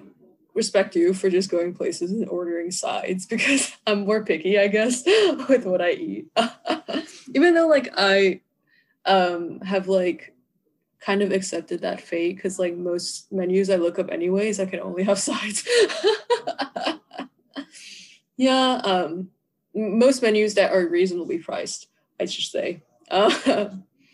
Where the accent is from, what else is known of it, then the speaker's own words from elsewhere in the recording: Georgia, United States; I'm from Georgia. I'm in Georgia.